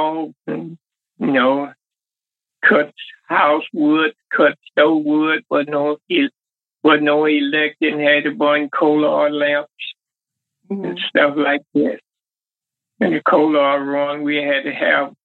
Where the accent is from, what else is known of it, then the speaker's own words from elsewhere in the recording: Carthage, Mississippi, United States; I'm from Carthage, Mississippi